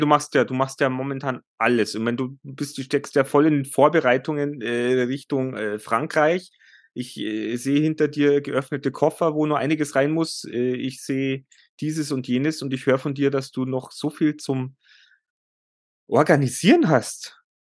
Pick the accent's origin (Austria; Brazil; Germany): Germany; bei uns in Deutschland